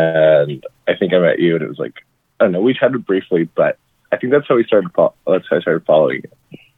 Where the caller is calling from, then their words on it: San Francisco, California, United States; I'm calling from San Francisco.